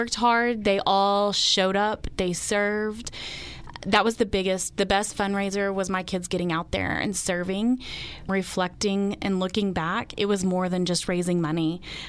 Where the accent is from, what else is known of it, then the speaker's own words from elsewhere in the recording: Dalhart, Texas, United States; growing up in Dalhart, that means so much to me, that we live here in this generous community.